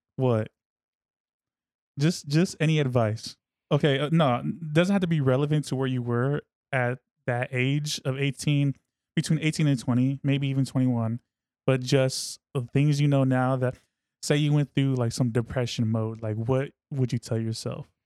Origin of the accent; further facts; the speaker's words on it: Fairfield, California, United States; also born or lived in Suisun City, California / Vallejo, California; I grew up in Sissoon and Fairfield, and Vallejo